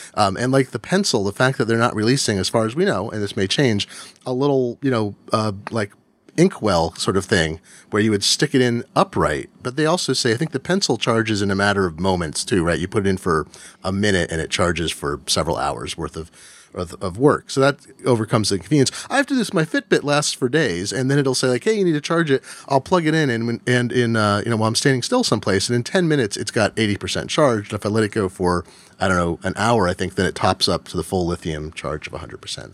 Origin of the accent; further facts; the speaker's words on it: Eugene, Oregon, United States; I grew up in Eugene, Oregon